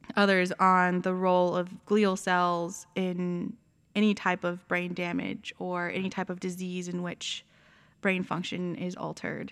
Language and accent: English; San Antonio, Texas, United States; moved away; we're both actually from Texas